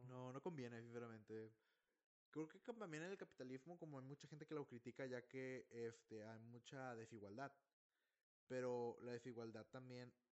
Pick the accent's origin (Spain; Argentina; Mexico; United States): Mexico